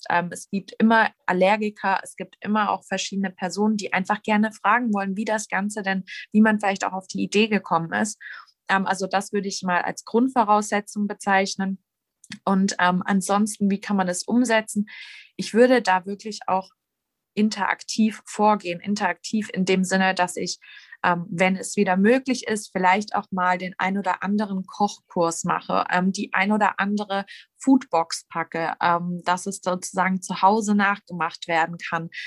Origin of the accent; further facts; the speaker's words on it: Baden-Württemberg, Germany; Ich wurde ja schon als Schwäbin angekündigt